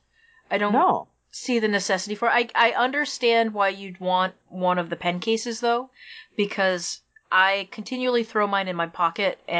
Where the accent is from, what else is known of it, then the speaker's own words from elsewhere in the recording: Maine, United States; moved away; I'm from Maine